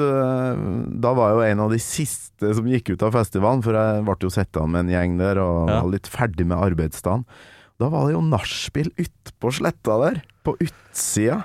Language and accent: Norwegian; Kolvereid, Trøndelag, Norway; jeg kommer fra Kolvereid.